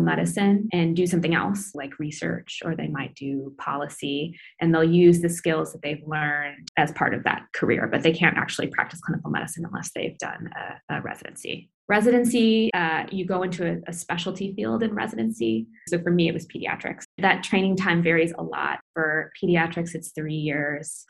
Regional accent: Iowa City, Iowa, United States; moved away as an adult; also born or lived in Grinnell, Iowa; now in San Francisco, United States; I grew up in Iowa City and then obviously went to Grinnell, but now I'm a, kind of a California transplant

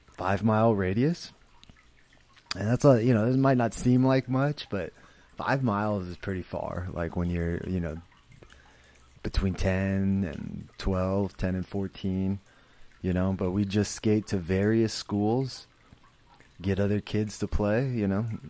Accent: San Jose, California, United States; I grew up in San Jose

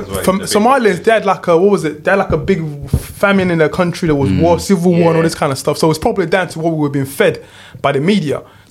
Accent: London, United Kingdom; when we were growing up in East London?

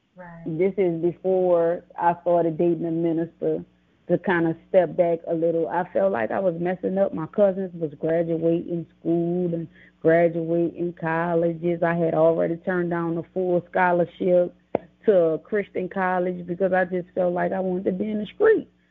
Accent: New Orleans, Louisiana, United States; also born or lived in Laurel, Mississippi; I'm from Laurel, Mississippi, raised in New Orleans, Louisiana

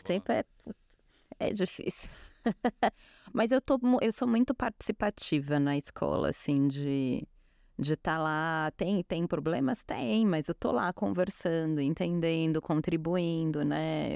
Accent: Brazil

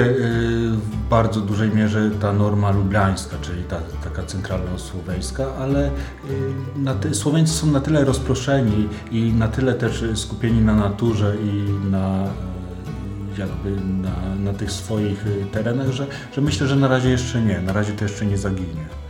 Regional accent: Poland; jestem z Polski

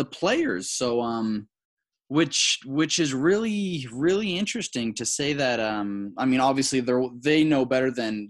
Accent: Broward County, Florida, United States; I'm from Broward County.

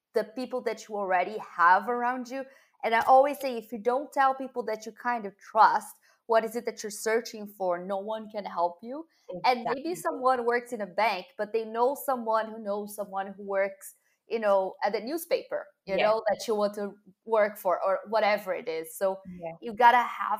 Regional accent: Brazil; I'm from Brazil

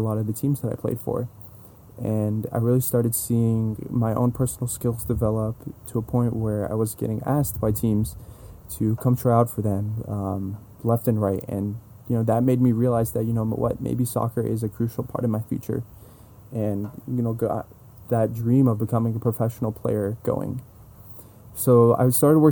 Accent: San Jose, California, United States; also born or lived in Los Angeles; born and raised in San Jose, California.

